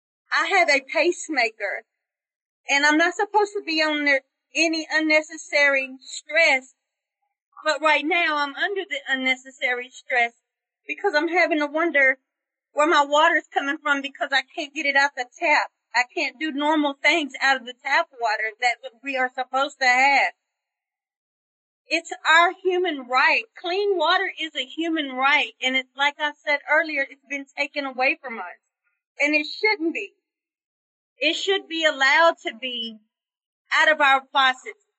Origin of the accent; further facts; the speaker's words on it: Mississippi, United States; also born or lived in Jackson, Mississippi; I'm from Mississippi. I currently live in Jackson, Mississippi